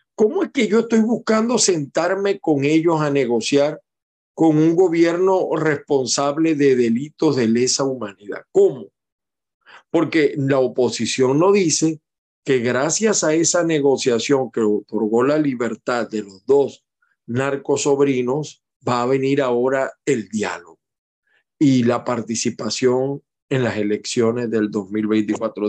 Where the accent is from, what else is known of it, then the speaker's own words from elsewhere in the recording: Venezuela; now in United States; como venezolano